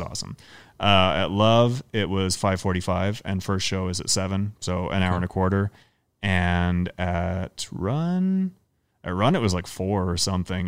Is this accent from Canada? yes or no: yes; Canada; now in United States; I'm Canadian